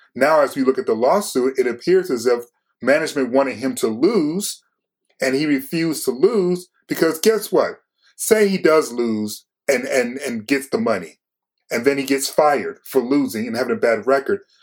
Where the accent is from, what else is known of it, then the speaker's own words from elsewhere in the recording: Detroit, Michigan, United States; I'm from Detroit